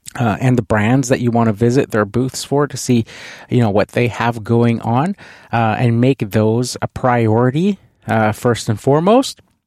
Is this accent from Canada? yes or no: yes; Canada; being a Canadian